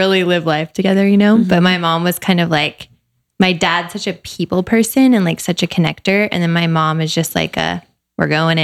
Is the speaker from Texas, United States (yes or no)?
yes; Dallas, Texas, United States; my dad was transferred to Dallas when we were two. So we grew up in Dallas